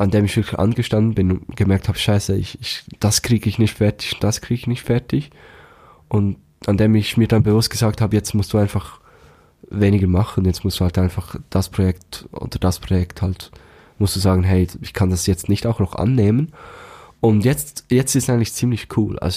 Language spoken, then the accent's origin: German; Thun, Bern, Switzerland; aus meiner Heimatstadt, aus Thun